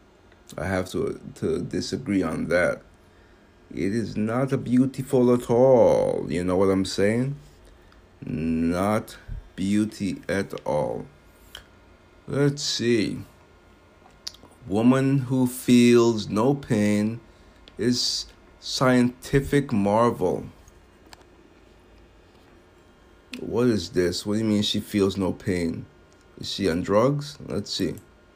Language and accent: English; United States; I was born in America